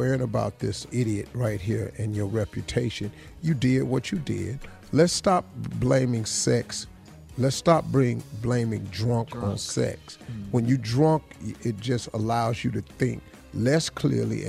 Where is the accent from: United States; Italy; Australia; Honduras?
United States; Cleveland, Ohio; I'm from Cleveland